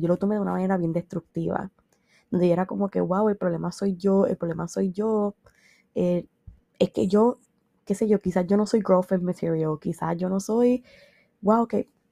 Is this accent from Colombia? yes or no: no; San Sebastián, Puerto Rico; also born or lived in Mayagüez; yo soy del área oeste, yo soy de San Sebastián. Yo hice mi bachillerato en Mayagüez.